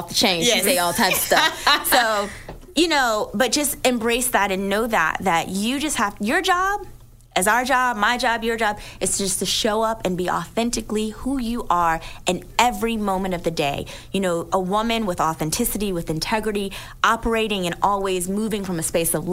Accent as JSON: {"language": "English", "region": "New Jersey", "country": "United States", "tie": "born or raised there", "said": "I'm from New Jersey. She went to New Jersey so that we were all born in Jersey"}